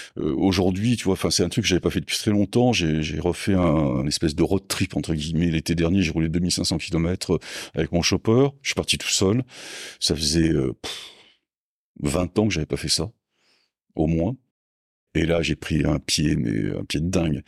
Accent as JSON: {"language": "French", "town": "Mont-de-Marsan", "region": "Nouvelle-Aquitaine", "country": "France", "tie": "born or raised there", "moved": "yes", "said": "Je suis né à Mont-de-Marsan dans les Landes, donc j'ai passé toute ma jeunesse euh, dans les Landes"}